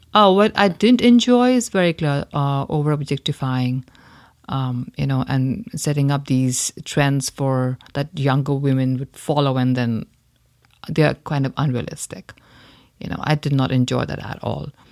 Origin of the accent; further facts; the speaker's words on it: India; growing up in India